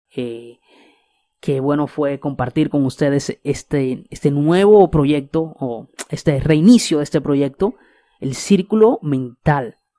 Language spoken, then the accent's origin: Spanish; Dominican Republic; República Dominicana, mi isla, mi país.